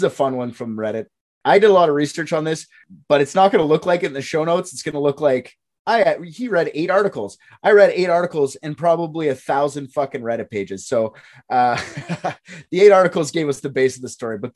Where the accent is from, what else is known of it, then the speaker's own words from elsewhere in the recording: Canada; I'm the Canadian.